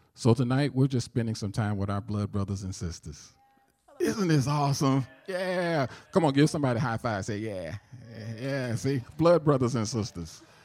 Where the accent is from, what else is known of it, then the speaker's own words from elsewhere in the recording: St. Louis, Missouri, United States; accent: southern; I do have a southern accent because I'm from St. Louis, Missouri